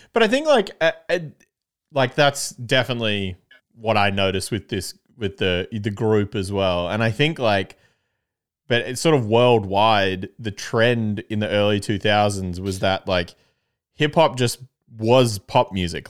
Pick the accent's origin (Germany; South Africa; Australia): Australia; Canberra, Australian Capital Territory; I'm from Canberra